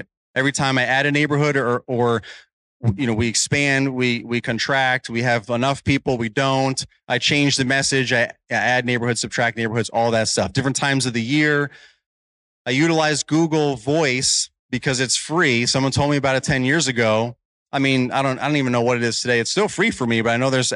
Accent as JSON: {"language": "English", "region": "New York", "country": "United States", "moved": "as an adult", "lives_now": "Virginia, United States", "said": "I'm originally from New York. So my area code was different, but it was similar. My area code was 845"}